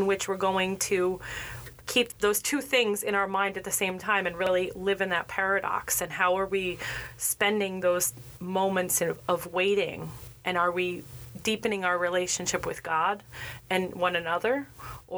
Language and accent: English; New Jersey, United States; I'm from New Jersey